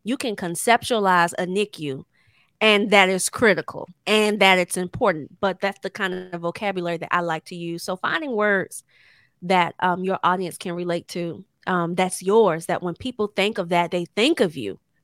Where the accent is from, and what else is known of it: Temple Hills, Maryland, United States; born or raised there